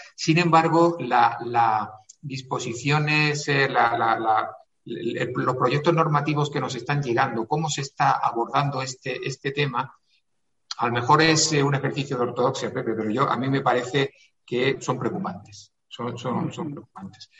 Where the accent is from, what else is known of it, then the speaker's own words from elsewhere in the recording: Granada, Andalusia, Spain; now in Madrid, Spain; yo soy granadino eh, apurado, granadino